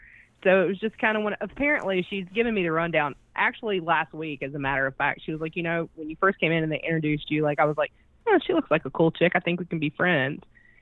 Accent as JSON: {"language": "English", "region": "Tennessee", "country": "United States", "said": "Well, you know, I'm from Tennessee, so, you know, that gets compared to West Virginia a lot"}